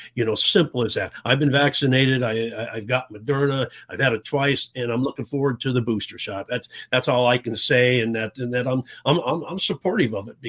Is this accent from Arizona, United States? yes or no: yes; Tucson, Arizona, United States; You know, I did. I grew up in Tucson in the 60s. Back then, Arizona didn't have a pro team.